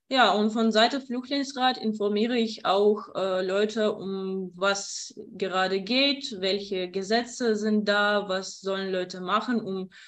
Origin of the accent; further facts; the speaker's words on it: Kyiv, Ukraine; German is a second language; moved away as an adult; now in Ludwigslust, Germany; Also ich komme aus der Ukraine, aus Kiew und ich bin 23 Jahre alt. Und zufälligerweise bin ich äh, nach Mecklenburg-Vorpommern gekommen äh, und wohne in Ludwigslust.